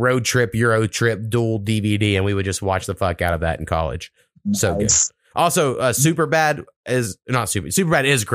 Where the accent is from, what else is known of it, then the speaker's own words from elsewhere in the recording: Oklahoma, United States; growing up in Oklahoma, and you know, you're in the middle of America